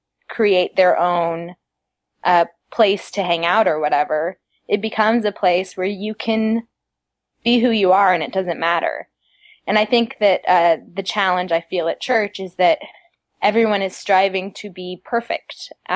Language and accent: English; Madrid, Community of Madrid, Spain; because of the foundation I had in the church as a child, because I grew up in Madrid. We were a very small congregation.